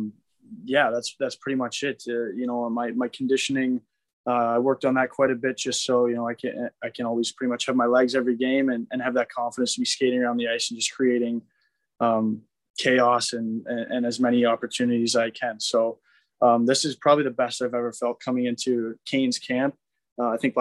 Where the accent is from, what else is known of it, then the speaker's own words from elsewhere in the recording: Waterloo, Ontario, Canada; moved away; I was back home in Canada. I'm from Waterloo, which is a little bit south of Toronto.